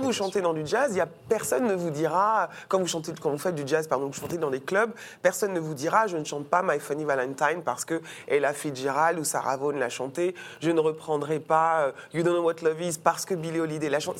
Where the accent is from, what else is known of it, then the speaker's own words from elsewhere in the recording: French Guiana; j'ai grandi dans la Guyane de Christiane Taubira